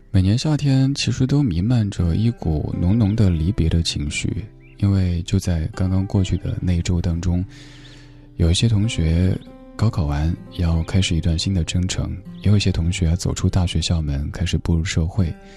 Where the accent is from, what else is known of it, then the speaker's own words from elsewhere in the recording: Chengdu, Sichuan, China; moved away; 我的家乡也在成都，好久没有回成都了，挺想念的